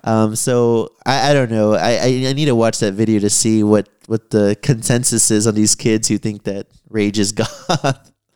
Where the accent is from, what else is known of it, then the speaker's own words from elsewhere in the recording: San Antonio, Texas, United States; growing up in San Antonio